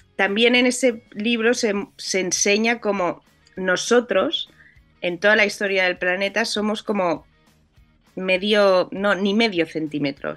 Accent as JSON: {"language": "Spanish", "town": "Barcelona", "region": "Catalonia", "country": "Spain", "said": "yo soy de España, soy, soy de Barcelona"}